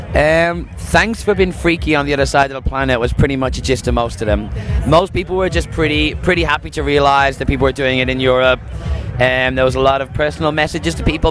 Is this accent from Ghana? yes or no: no; Dublin, Leinster, Ireland; moved away as an adult; now in London, United Kingdom; I'm from Dublin, but I've been in London for the past six years.